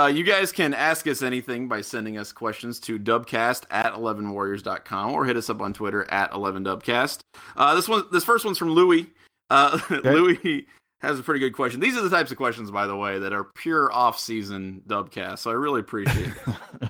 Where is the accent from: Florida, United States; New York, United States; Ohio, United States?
Ohio, United States; Look, I'm from Southwestern Ohio, dude. Like, that's the official haircut of mid-90s elementary and middle school kids in Southwestern Ohio.